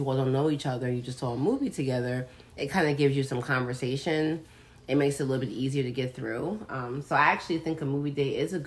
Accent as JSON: {"language": "English", "region": "New York", "country": "United States", "said": "I'm from New York"}